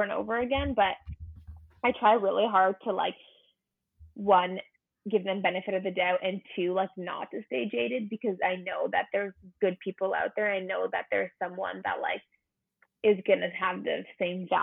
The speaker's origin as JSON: {"language": "English", "town": "London", "region": "Ontario", "country": "Canada", "tie": "born or raised there", "said": "I'm from London, Ontario. I was born and raised there for 21 years"}